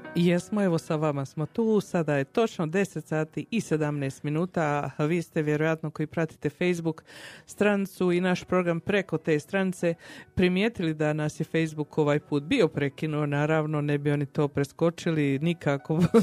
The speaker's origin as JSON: {"language": "Croatian", "region": "Herzegovina", "country": "Bosnia & Herzegovina", "moved": "yes", "lives_now": "Calgary, Canada", "said": "ja Hercegovka"}